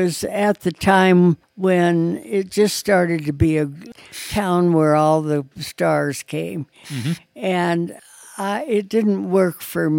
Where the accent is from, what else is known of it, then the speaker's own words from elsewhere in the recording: Battle Mountain, Nevada, United States; also born or lived in Salt Lake City, Utah; I was born in Salt Lake City, and my parents moved to Battle Mountain, Nevada when I was maybe less than a year old. And I grew up in Battle Mountain, Nevada, which is northern Nevada, about 2 or 3 hours from Reno.